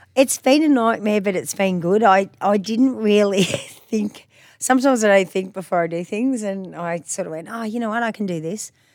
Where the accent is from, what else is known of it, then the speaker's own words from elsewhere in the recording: country Victoria, Australia; moved away as an adult; now in Queensland, Australia; Victoria, in country Victoria. So, yeah, grew up down there